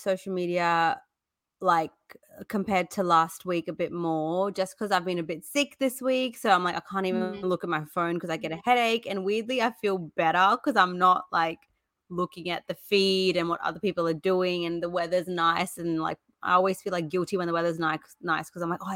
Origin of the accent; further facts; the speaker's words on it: South India, India; I'm actually from South India too